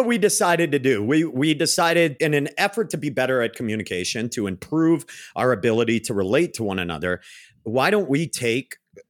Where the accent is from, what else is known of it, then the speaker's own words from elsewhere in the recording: New England, United States; accent: New England; My New England accent came out.